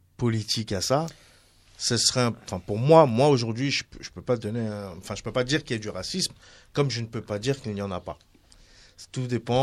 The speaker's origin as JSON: {"language": "French", "country": "Tunisia", "said": "je suis tunisien"}